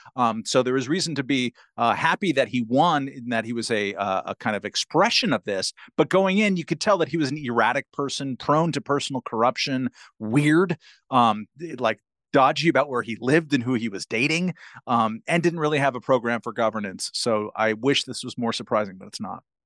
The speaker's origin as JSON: {"language": "English", "region": "California", "country": "United States", "tie": "born or raised there", "said": "my home state of California"}